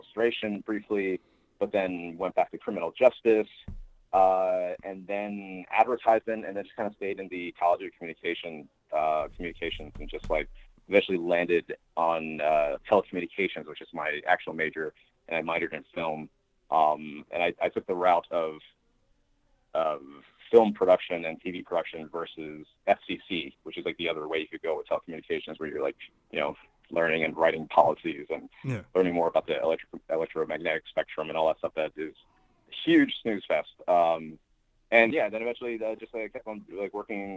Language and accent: English; East Stroudsburg, Pennsylvania, United States; moved away as an adult; also born or lived in Brooklyn, New York / New York City; I was born in Brooklyn, and when I was seven, we moved to the Poconos in Pennsylvania, and the town specifically is East Stroudsburg